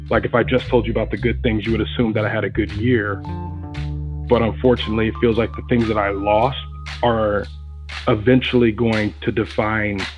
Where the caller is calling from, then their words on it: Cody, Wyoming, United States; I'm calling from Nashville, Cody, Wyoming.